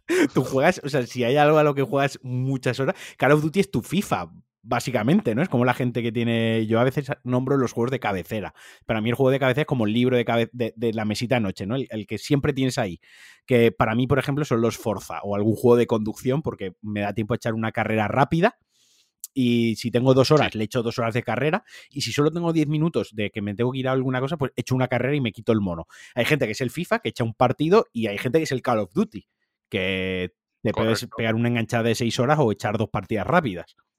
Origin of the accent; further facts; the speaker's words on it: Valencian Community, Spain; en mi caso, valenciano parlante